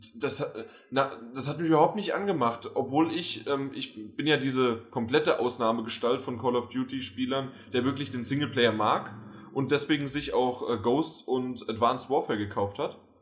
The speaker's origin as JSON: {"language": "German", "country": "Germany", "said": "wir als Deutsche"}